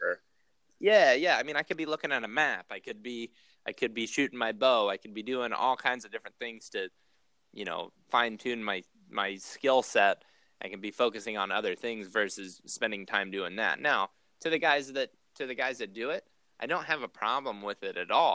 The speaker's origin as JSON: {"language": "English", "region": "Ohio", "country": "United States", "tie": "born or raised there", "moved": "yes", "lives_now": "Iowa, United States", "said": "when I was growing up in Ohio"}